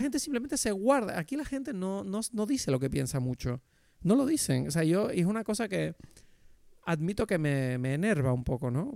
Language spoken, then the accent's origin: Spanish; Canary Islands, Spain; moved away as an adult; also born or lived in Madrid; desde que yo me mudé de Madrid a Canarias otra vez